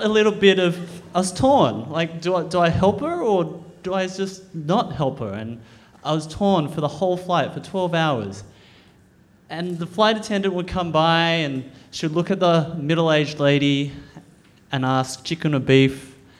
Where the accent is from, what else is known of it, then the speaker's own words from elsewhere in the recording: Australia; I'm an Australian born Chinese. I, I was born in Australia, I eat Vegemite, I play cricket